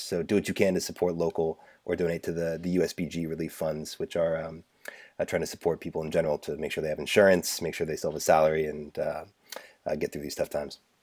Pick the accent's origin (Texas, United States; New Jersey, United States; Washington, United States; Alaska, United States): Washington, United States; Seattle; moved away; I'm from Seattle originally